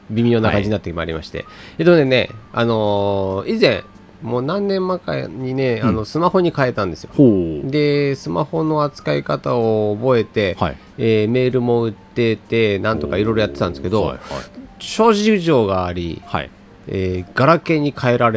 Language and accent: Japanese; Sapporo, Hokkaido, Japan; born or raised there